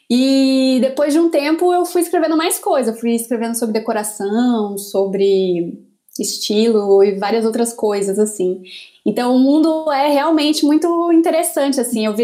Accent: Amapá, Brazil; born there; Eu nasci na Mapá, que agora está completando não sei quantos dias praticamente sem luz, né?

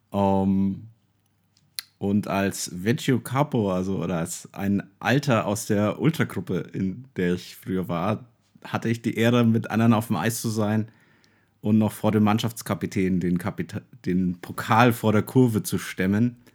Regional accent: Würzburg, Bavaria, Germany; als Würzburger habe ich immer Auswärtsspiel

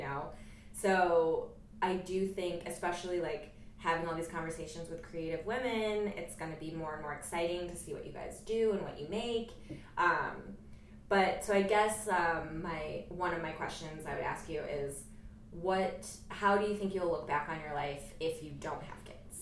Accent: Jamestown, New York, United States; I'm from Jamestown, New York

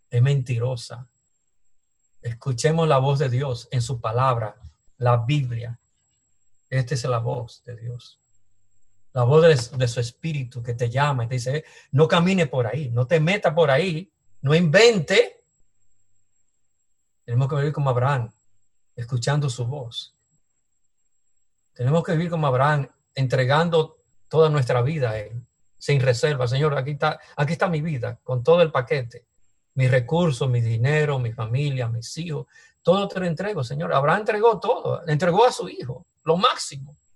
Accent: Dominican Republic; veo los peligros que hay en, República Dominicana, mi tierra que antes no era así.

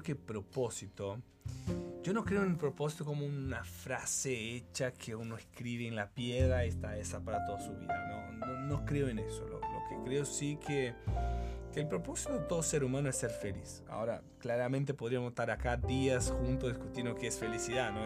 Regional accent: Brazil; Spanish is a second language; moved away as an adult; now in Chile; Yo estudié ingeniería comercial en Brasil soy brasilero

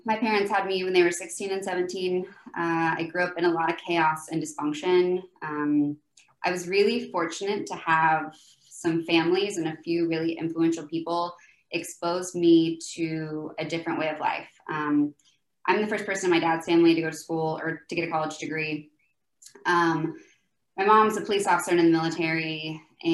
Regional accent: Oklahoma, United States; moved away as an adult; also born or lived in Salt Lake City / Dallas; now in Florida, United States; I'm from Oklahoma, grew up there most of my life and then lived there until I was about 25

